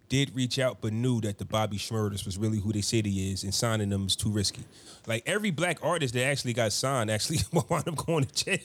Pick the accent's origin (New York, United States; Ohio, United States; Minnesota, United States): New York, United States; New York City; As a New Yorker